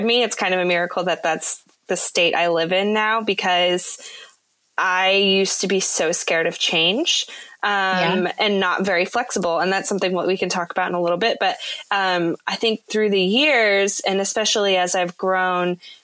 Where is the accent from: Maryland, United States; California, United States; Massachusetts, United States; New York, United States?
California, United States; moved away as an adult; also born or lived in Nashville, Tennessee; I'm from California originally